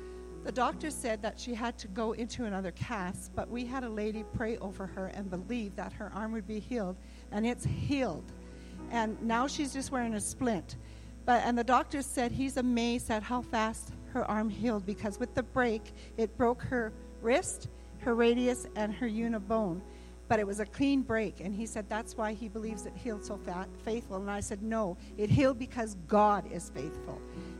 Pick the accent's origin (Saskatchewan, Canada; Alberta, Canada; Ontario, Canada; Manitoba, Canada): Alberta, Canada; Edmonton; I'm from Edmonton